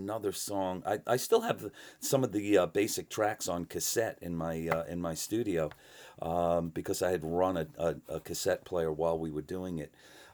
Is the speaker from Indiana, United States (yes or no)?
no; New York City, New York, United States; I came from the New York City. I was I grew up around the glam punk era in New York City